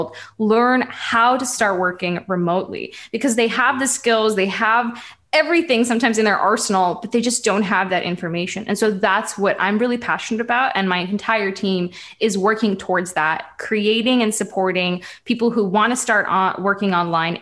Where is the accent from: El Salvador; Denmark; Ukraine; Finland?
Ukraine; I come from Ukraine